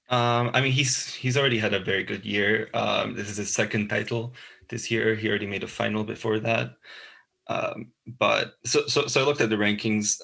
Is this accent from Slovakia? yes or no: yes; Bratislava, Bratislava Region, Slovakia; moved away as an adult; now in Glasgow, United Kingdom; I'm from Bratislava, Slovakia. I'm currently studying journalism uh, at the Glasgow Caledonian